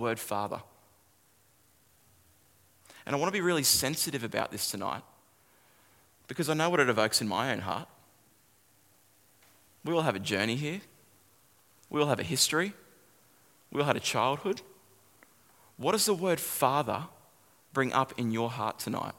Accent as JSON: {"language": "English", "area": "Kallangur, north of Brisbane", "region": "Queensland", "country": "Australia", "tie": "born or raised there", "said": "I grew up in a suburb called Kalanga"}